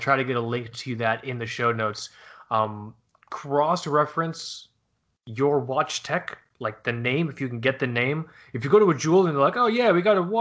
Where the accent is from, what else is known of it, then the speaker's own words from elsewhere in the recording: Fort Lauderdale, Florida, United States; we grew up in Fort Lauderdale